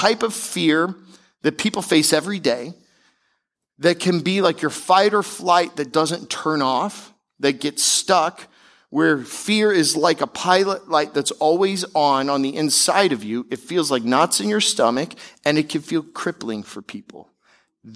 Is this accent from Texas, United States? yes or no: no; Tampa, Florida, United States; also born or lived in Seattle, Washington / Denver, Colorado; now in South Florida, United States; we eventually moved to Tampa, Florida, where I grew up and spent most of my childhood